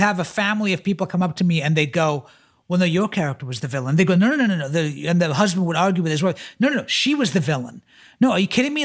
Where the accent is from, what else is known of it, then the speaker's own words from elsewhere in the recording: Florida, United States; moved away as an adult; I'm from Florida